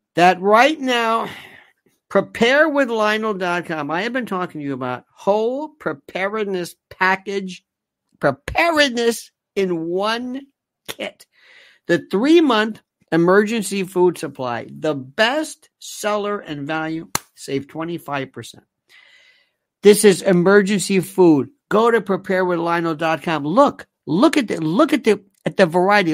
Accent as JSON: {"language": "English", "country": "United States", "said": "we, as American citizens"}